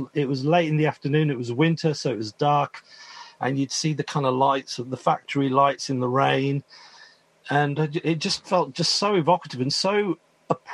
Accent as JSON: {"language": "English", "town": "Birmingham", "region": "West Midlands", "country": "United Kingdom", "tie": "born or raised there", "said": "where I grew up in Moseley"}